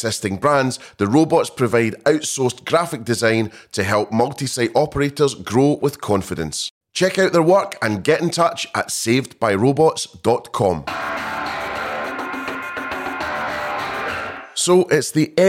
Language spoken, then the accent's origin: English; Scotland, United Kingdom; being a Scotsman